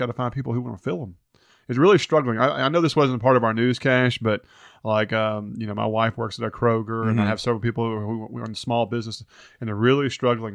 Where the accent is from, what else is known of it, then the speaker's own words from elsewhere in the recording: Hernando, Mississippi, United States; I grew up in Hernando